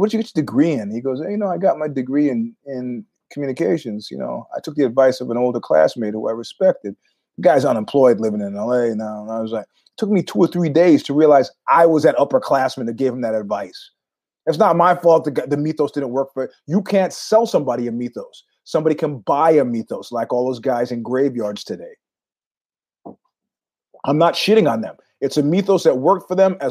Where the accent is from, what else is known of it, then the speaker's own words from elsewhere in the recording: New York, United States; moved away; also born or lived in San Francisco; being a New Yorker for many years